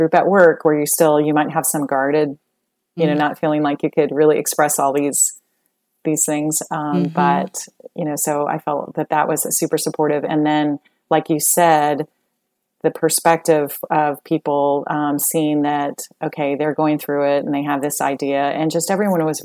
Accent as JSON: {"language": "English", "region": "Colorado", "country": "United States", "tie": "born or raised there", "moved": "yes", "lives_now": "Texas, United States", "said": "I grew up in Colorado"}